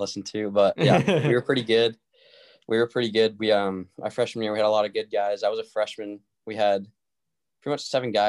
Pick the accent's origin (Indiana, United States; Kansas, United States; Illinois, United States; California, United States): California, United States; Fresno; also born or lived in Clovis, California; I'm born and raised in Fresno, California, but I live in Clovis now. It's just a little town outside of it